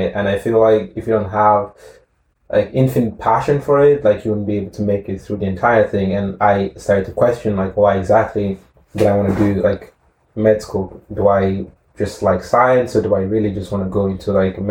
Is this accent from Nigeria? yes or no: yes; Edo, Nigeria; moved away; I grew up in Nigeria, in the south of Nigeria. It's a state called Edo State.